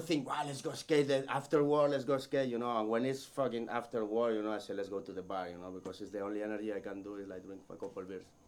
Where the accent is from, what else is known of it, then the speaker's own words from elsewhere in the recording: Barcelona, Catalonia, Spain; English is a second language; from Barcelona